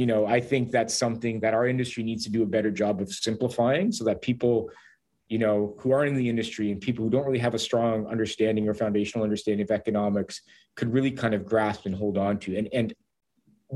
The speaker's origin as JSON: {"language": "English", "town": "Hamilton", "region": "Ontario", "country": "Canada", "said": "I'm from Hamilton"}